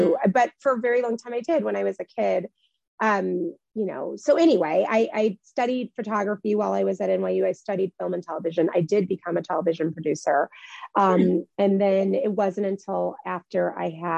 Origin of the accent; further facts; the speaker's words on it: Midwest, United States; moved away as an adult; I grew up in the Midwest